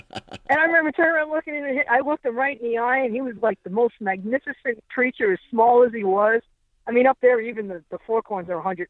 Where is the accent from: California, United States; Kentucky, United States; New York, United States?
New York, United States; Long Island; also born or lived in Adirondacks; now in Florida, United States; I'm from Long Island, and I used to shoot rabbits off horseback with my recurve.